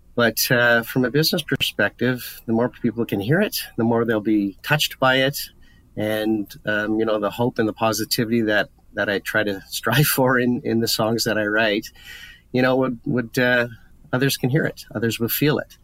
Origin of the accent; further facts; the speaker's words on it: Ottawa, Ontario, Canada; I'm from Ottawa.